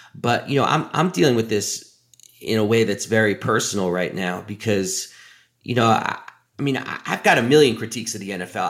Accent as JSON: {"language": "English", "town": "New York City", "region": "New York", "country": "United States", "tie": "born or raised there", "said": "I grew up in New York City of the nineteen eighties"}